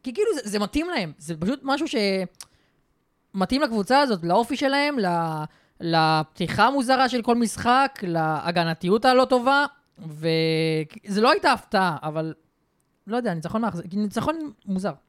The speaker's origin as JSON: {"language": "Hebrew", "country": "Israel", "said": "אני בתור ישראלי"}